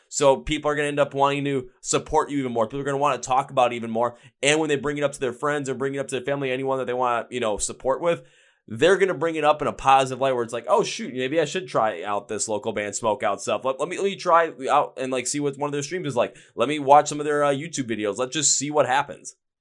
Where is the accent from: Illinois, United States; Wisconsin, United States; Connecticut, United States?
Wisconsin, United States; I'm from Wisconsin